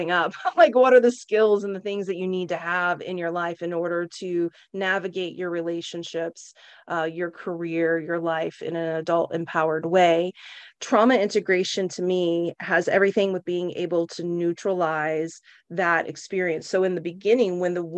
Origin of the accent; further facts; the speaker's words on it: Oklahoma, United States; now in San Francisco, United States; I grew up in Oklahoma.